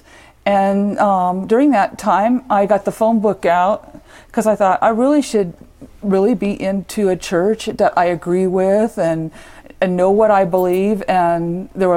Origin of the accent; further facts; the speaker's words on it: Whittier, California, United States; also born or lived in Hacienda Heights, California; now in Las Vegas, United States; I was born in Southern California, Whittier, California